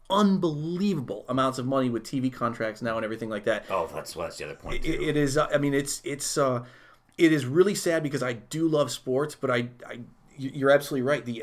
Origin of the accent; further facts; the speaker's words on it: Chicago, Illinois, United States; I'm a I was from Chicago. Mm. Chicago, I was born there.